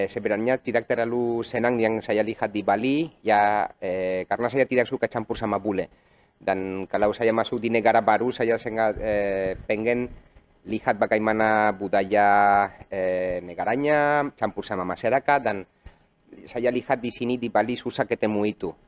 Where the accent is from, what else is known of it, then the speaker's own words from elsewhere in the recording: Barcelona, Catalonia, Spain; Indonesian is a second language; moved away as an adult; now in Indonesia; saya orang Spanyol yang sudah 11 tahun tinggal di Indonesia. Saya lahir di kota Barcelona.